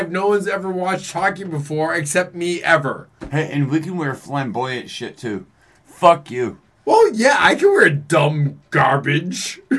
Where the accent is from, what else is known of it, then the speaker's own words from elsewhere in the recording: Boston, Massachusetts, United States; I'm from Boston and everyone else is stupid.